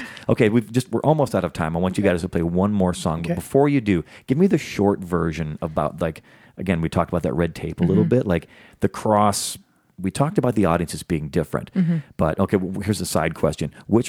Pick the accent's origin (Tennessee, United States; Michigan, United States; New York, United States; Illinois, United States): Illinois, United States; Chicago; now in Los Angeles, United States; I'm an outsider too, coming from the Midwest, and, you know, I kind of have the same feeling about San Francisco that I have about Chicago, my hometown.